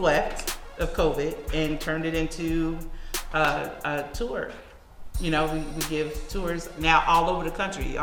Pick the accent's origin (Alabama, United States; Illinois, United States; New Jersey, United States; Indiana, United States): Alabama, United States; Verbena; moved away as an adult; also born or lived in Atlanta, Georgia; growing up in Verbena, Alabama, which is like 45 minutes from here